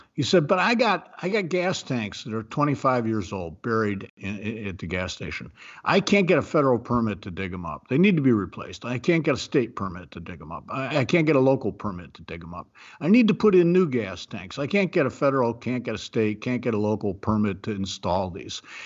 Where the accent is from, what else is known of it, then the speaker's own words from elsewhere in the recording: Ohio, United States; moved away; I'm from Ohio. I believe in Ohio. I am an Ohioan in my heart. It's been many years since I've lived there